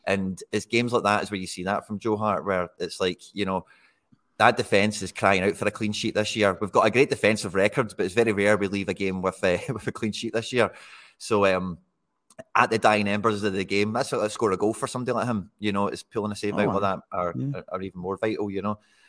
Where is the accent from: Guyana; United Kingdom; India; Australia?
United Kingdom; Dumbarton, Scotland; with the greatest of respect to Greenock, and I'm from Dumbarton, so I don't really give Greenock too much respect to the best of times.